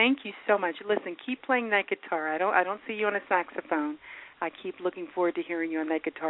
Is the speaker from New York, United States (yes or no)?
yes; New York, United States; now in Denver, United States; I'm actually a New Yorker living here. I'm transplanted.